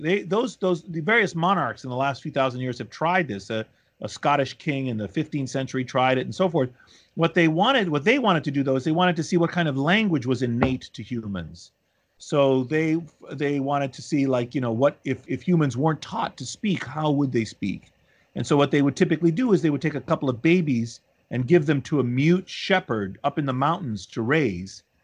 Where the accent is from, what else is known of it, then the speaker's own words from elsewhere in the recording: Washington, District of Columbia, United States; moved away as an adult; also born or lived in Boston / Philadelphia / Chicago; now in New Haven, United States; D C, where my mother, where I grew up